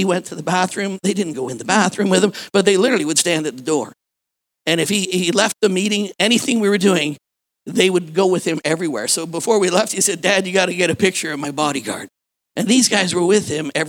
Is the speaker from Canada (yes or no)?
yes; Canada; I'm a Canadian citizen